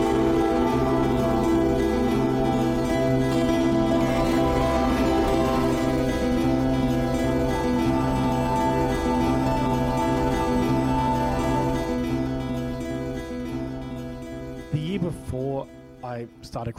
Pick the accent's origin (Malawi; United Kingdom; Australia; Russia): Australia; Brisbane, Queensland; I grew up in Brisbane